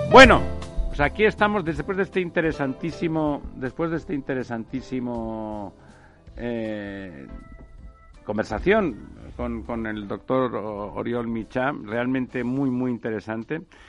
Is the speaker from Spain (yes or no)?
yes; Spain; nosotros, bueno, mediterráneos, españoles en general